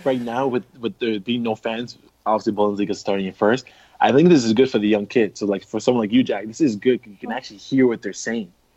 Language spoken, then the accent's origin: English; Canada; as a Canadian